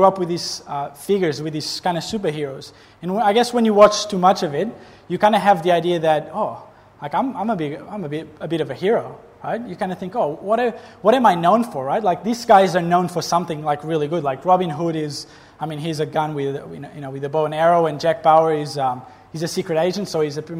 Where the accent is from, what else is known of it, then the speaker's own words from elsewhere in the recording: Portugal; moved away as an adult; now in Gold Coast, Australia; I'm not Australian. I'm Portuguese, from that country far away. I'm 30 years old. I came to Australia about 7 years ago